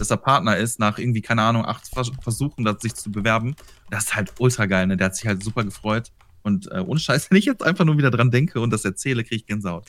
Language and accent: German; Ruhr area, North Rhine-Westphalia, Germany; Aus dem, aus dem Ruhrgebiet. Also ganz grob mitten aus dem Ruhrgebiet